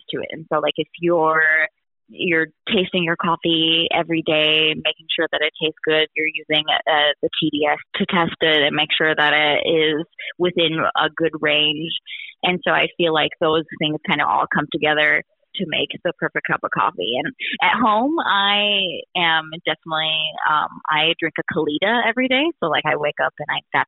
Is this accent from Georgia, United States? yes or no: no; Wisconsin, United States; I grew up in Wisconsin